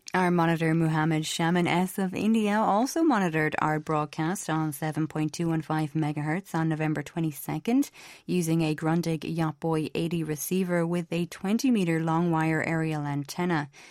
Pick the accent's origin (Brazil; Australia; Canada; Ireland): Ireland; I'm from Ireland.